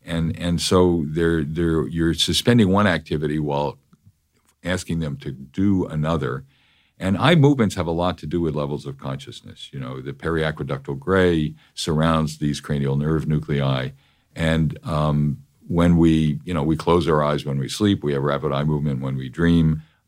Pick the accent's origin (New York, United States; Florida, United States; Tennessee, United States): New York, United States; I'm a New Yorker.